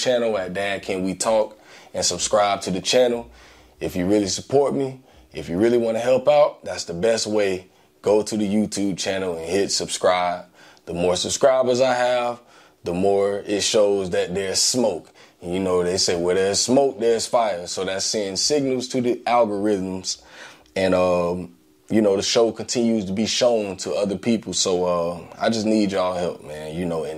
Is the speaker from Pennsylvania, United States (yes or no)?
no; Gainesville, Florida, United States; growing up in Gainesville, Florida